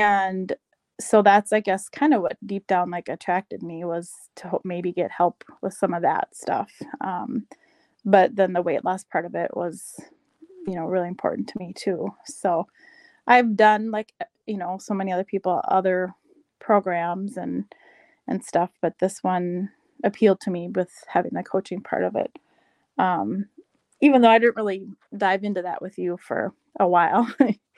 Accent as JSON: {"language": "English", "town": "Rochester", "region": "Minnesota", "country": "United States", "tie": "born or raised there", "also_born_or_lived": "Madison, Wisconsin", "lives_now": "White Bear Lake, United States", "said": "I grew up in Rochester, Minnesota, and I now live in White Bear Lake, Minnesota"}